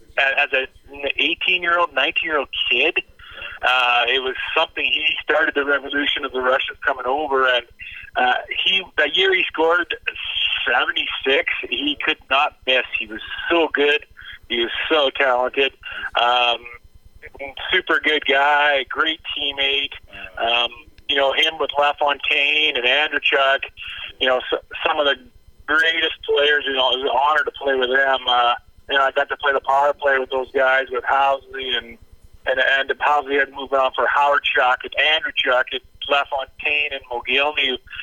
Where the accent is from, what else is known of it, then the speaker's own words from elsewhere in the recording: Chemainus, British Columbia, Canada; moved away as an adult; also born or lived in Los Angeles; Growing up in Shermaine